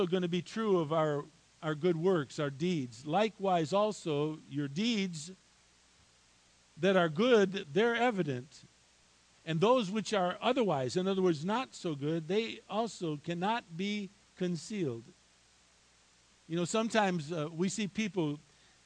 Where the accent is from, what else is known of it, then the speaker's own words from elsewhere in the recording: United States; I was born here in the United States of America